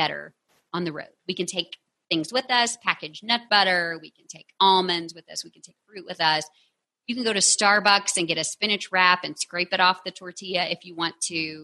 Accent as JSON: {"language": "English", "region": "Texas", "country": "United States", "said": "I'm from Texas"}